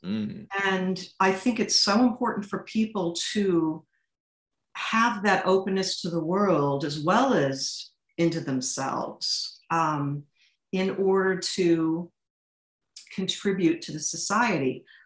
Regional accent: St. Louis, Missouri, United States; I come from St. Louis, Missouri, which mm. is where Charles Lindbergh's Spirit of St. Louis airplane um, it derived its funding and its name, and my high school was named after

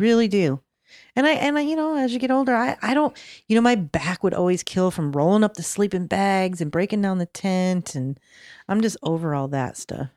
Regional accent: Michigan, United States; moved away; I was raised in Michigan

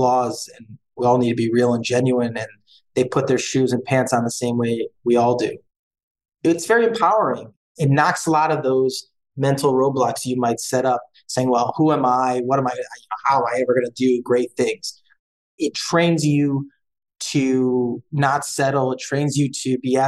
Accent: Cleveland, Ohio, United States; also born or lived in Boston / New York; Born and raised in Cleveland, avid Cleveland sports fan

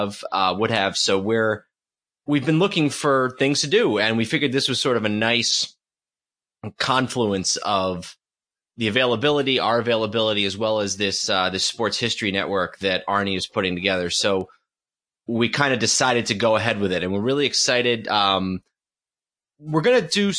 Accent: New York area, United States; moved away as an adult; also born or lived in Boston / Washington, D.C.; We grew up in New York, but, I went to school in Boston and spent some time living there as an adult

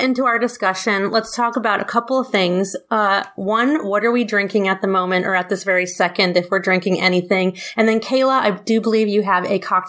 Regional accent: New York, United States; I'm also a New Yorker originally. Mm-hmm. And us New Yorkers love our rye.

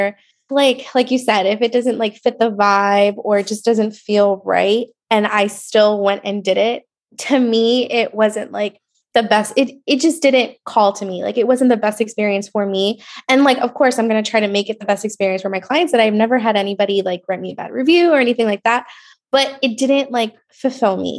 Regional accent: Port St. Lucie, Florida, United States; also born or lived in New York; now in Oviedo, United States; I'm from Port St. Lucie, like originally New York, but then we moved to Port St. Lucie.

